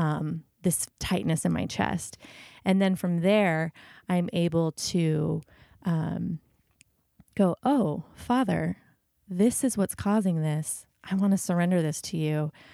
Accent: United States; as an American

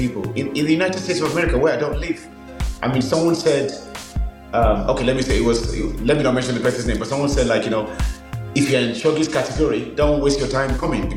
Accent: Nigeria; moved away as an adult; also born or lived in Birmingham, England; now in England; so I was born in Birmingham, went to Nigeria when I was six, spent 16 years, came back to England

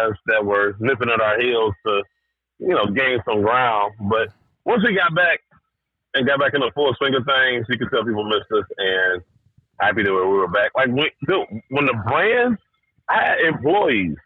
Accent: Detroit, Michigan, United States; I'm from Detroit.

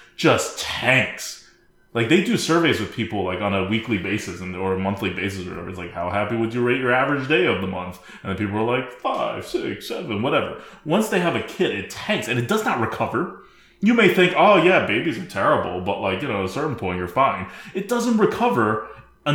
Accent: United States; I'm an American

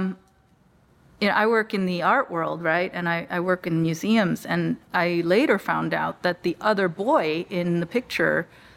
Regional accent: Los Angeles, California, United States; I was born in Los Angeles.

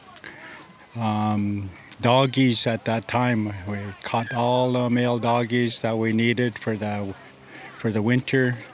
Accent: Vancouver Island, British Columbia, Canada; where I came from Kwamutsin.

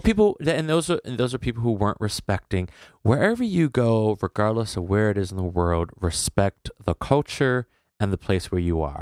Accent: United States; As an American

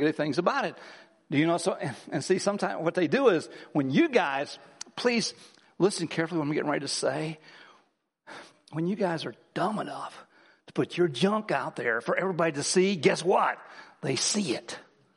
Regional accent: Midwest, United States; I grew up in the Midwest.

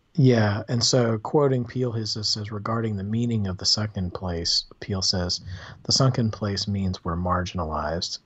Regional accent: the South, United States; growing up in the South

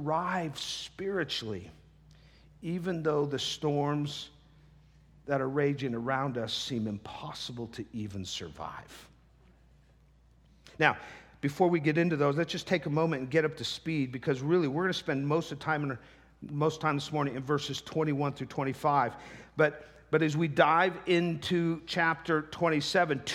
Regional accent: the Northwest, Pacific Northwest, United States; moved away; I'm from the Northwest.

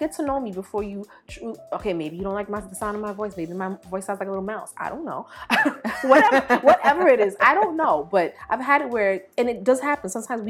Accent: Belize; born there; I was born in Belize. My mother's from Jamaica. I went back and forth a lot.

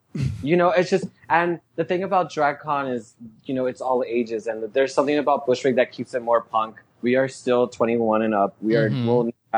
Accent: Texas, United States; Growing up in Texas. Oh my God. Well, my family's from Mexico. From Mexico. Mm-hmm. So I was raised Mexicana, Latina.

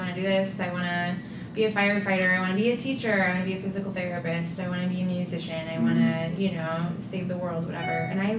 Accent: Nevada, Iowa, United States; From central Iowa, {S1} okay. {S2} A little town just east of Ames called Nevada. {S1} Mm-hmm. {S2} Born and raised.

